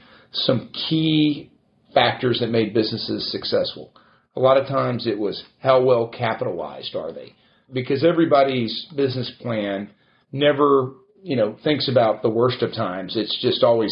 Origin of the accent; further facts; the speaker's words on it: Alvin, Texas, United States; also born or lived in Houston, Texas / Anaheim, California; We grew up in Alvin, Texas. I was born here in Houston